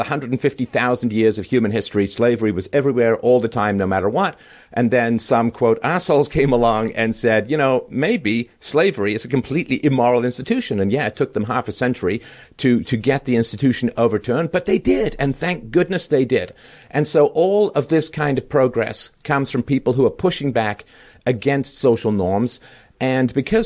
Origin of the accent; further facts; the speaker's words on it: Canada; I'm Canadian